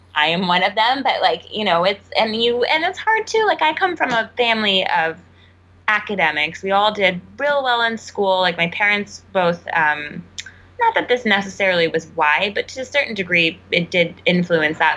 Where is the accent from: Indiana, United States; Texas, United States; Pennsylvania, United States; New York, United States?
Texas, United States; moved away; where I grew up back home in Texas